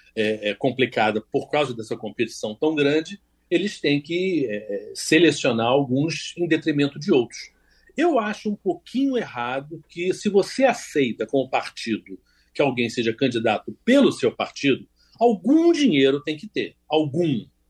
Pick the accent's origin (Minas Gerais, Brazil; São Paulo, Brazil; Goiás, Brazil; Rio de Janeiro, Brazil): Rio de Janeiro, Brazil; eu sou do Rio de Janeiro